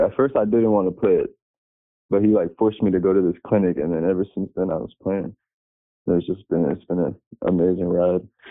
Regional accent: Detroit, Michigan, United States; also born or lived in South Florida; now in Florida, United States; I'm from Detroit, Michigan, but I currently live in Atlanta, Florida

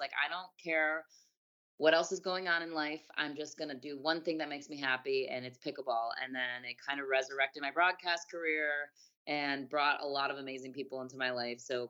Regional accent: Chicago, Illinois, United States; moved away as an adult; my hometown, Chicago

